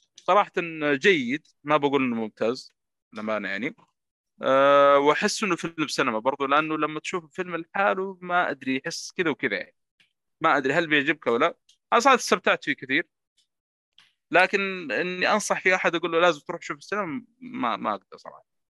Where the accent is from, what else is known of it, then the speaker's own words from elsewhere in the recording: Saudi Arabia; عندنا في السعودية